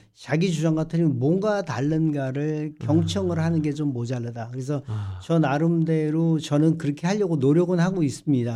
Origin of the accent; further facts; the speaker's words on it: South Korea; now in United States; 저도 이제 한국 사람이지만